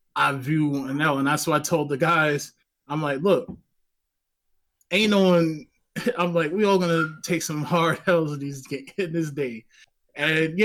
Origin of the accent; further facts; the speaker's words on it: New Jersey, United States; also born or lived in Baltimore, Maryland; I'm originally from North Jersey